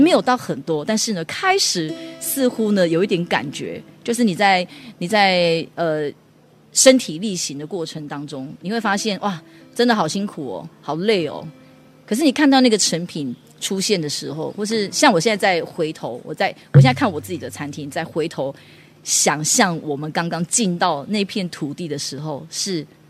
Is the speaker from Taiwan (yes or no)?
yes; Taichung, Taiwan; moved away as an adult; now in Hualien, Taiwan; 我是从台中来的，嗯。一个民歌手